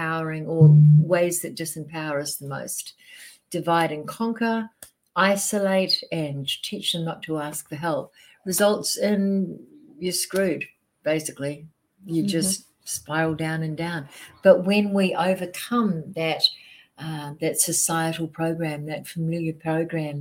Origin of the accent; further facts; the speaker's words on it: New Zealand; moved away as an adult; also born or lived in Australia; now in United States; I'm a Kiwi. I'm from New Zealand, but I did all my business in Australia.